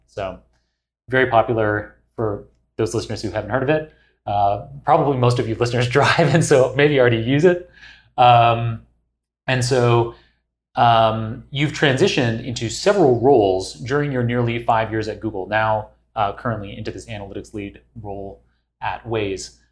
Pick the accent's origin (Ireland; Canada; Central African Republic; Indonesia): Canada; also born or lived in England / Singapore; now in United States; I'm originally Canadian.